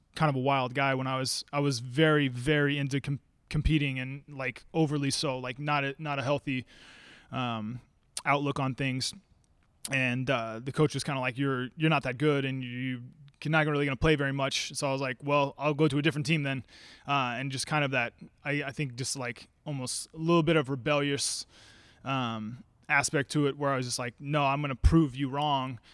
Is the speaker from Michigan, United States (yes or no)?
no; Salem, Oregon, United States; also born or lived in Eugene, Oregon; I'm from Salem. I went to U of O for, for four years, but then I came back